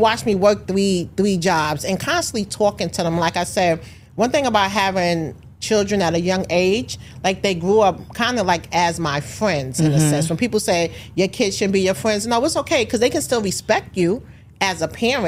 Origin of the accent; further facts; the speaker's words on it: New York, United States; a young parent growing up in New York.